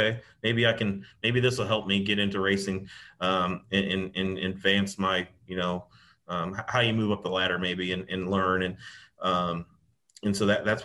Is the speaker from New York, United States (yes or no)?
yes; Livonia, New York, United States; moved away; Sweeteners Plus was right in Livonia, where I was from